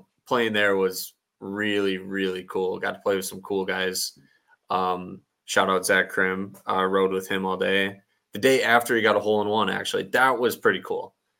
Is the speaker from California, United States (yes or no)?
no; Sand Valley area, Wisconsin, United States; it was basically in my hometown.